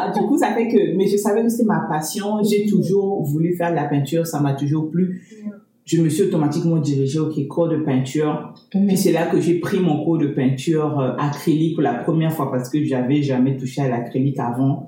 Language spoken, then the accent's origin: French; Republic of the Congo; moved away as an adult; now in New Brunswick, Canada; je suis originaire de la République du Congo